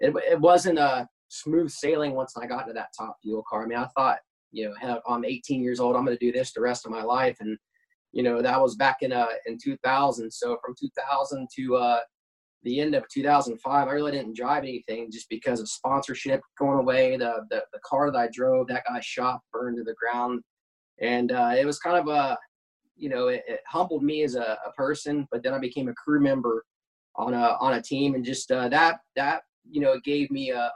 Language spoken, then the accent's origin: English; Cincinnati, Ohio, United States; I was pretty lucky to grow up close to a drag strip, Edgewater, right outside of Cincinnati, Ohio.